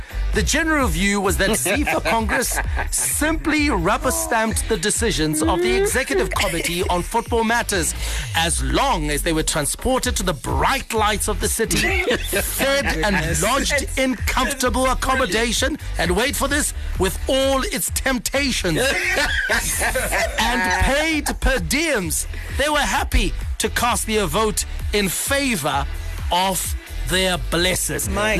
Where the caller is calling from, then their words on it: Guruve, Mashonaland Central, Zimbabwe; Hi, ZFM Sports team. … from Guruve.